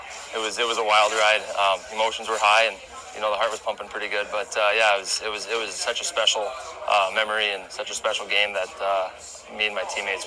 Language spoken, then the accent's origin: English; Minot, North Dakota, United States; I got to bring the cup home this summer to my hometown in Minot, and a lot of people came out and supported